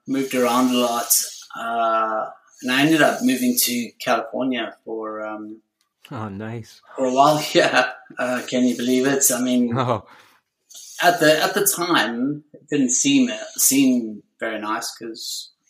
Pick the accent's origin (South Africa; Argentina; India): South Africa; moved away as an adult; now in United Kingdom; I'm from South Africa. I was born and raised in South Africa.